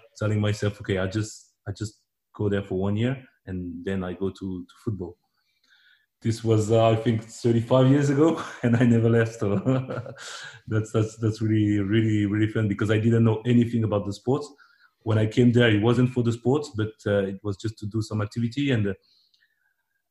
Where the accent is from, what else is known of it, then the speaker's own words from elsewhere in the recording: Agde, Occitania, France; English is a second language; also born or lived in Democratic Republic of the Congo; when I arrived in France, I was only three. But I grew up in this atmosphere